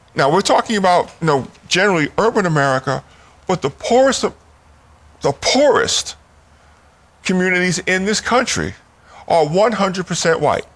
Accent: New York City, New York, United States; moved away as an adult; also born or lived in West Baltimore; now in Washington, D.C., United States; I was born and raised in New York City

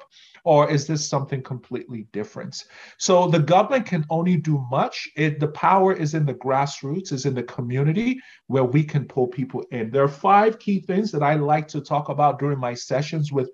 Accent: Nigeria; moved away as an adult; now in Canada; Nigerians are very direct, too direct in our conversation style

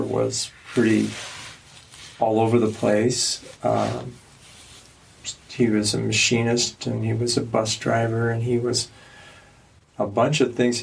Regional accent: Omaha, Nebraska, United States; moved away; I grew up not here. I grew up in Nebraska

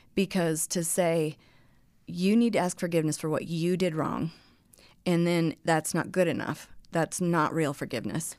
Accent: Colorado, United States; moved away; also born or lived in Texas; growing up in Colorado

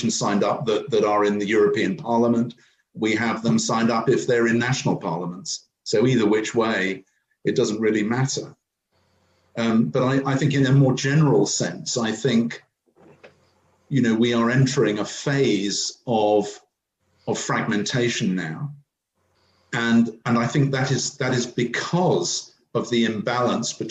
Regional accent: United Kingdom

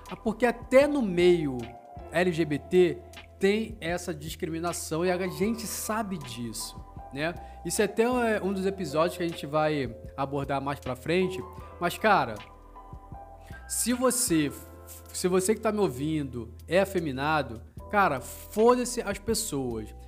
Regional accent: Rio de Janeiro, Brazil; moved away as an adult; now in Londrina, Brazil; eu sou natural do Rio de Janeiro e mas moro em Londrina tem uns três anos mais ou menos.

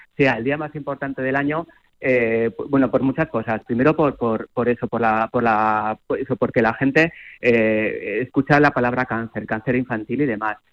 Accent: Zaragoza, Aragon, Spain; es como zaragozano y como aragones, pues a mí me llena de orgullo

